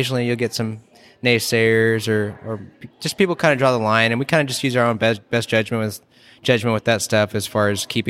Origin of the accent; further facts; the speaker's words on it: Portland, Oregon, United States; moved away as an adult; now in Central Valley, United States; growing up in Portland